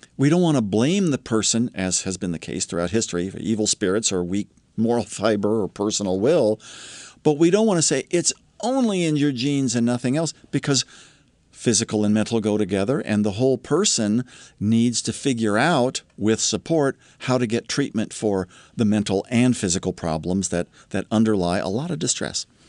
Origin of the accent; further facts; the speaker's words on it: Columbus, Ohio, United States; My little sister and I grew up in Columbus, Ohio